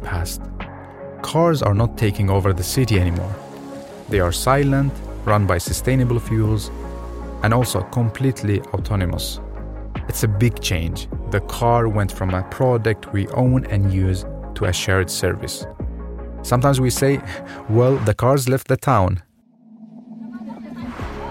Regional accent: Baghdad, Baghdad Governorate, Iraq; moved away; I was born in Baghdad, Iraq, 1993, and grew up in a city full of people, around 5 million citizens

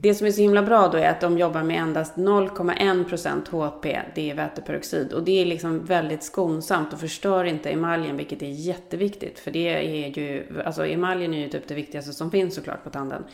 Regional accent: Sweden; now in United States; vi som svenskar

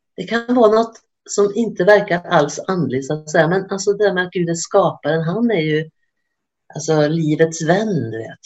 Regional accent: Sweden; moved away as an adult; now in Norway; Jag är från Sverige

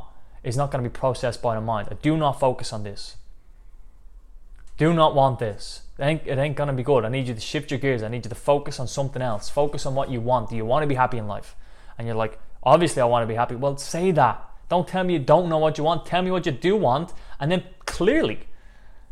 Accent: Dublin, Leinster, Ireland; I'm from Dublin, Ireland

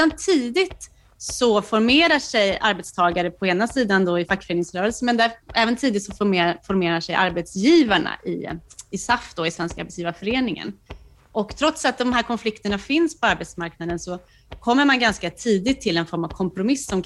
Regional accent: Nacka, Stockholm County, Sweden; Jag är ju också från Nacka.

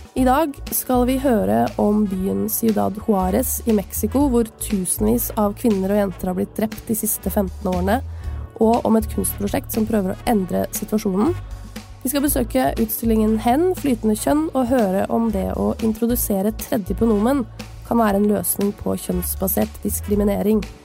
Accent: Tønsberg, Vestfold, Norway; Jeg er i min hjemby Tønsberg

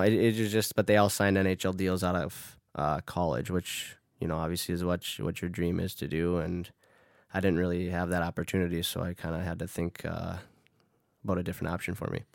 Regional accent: Duluth, Minnesota, United States; moved away as an adult; now in Sweden; my hometown

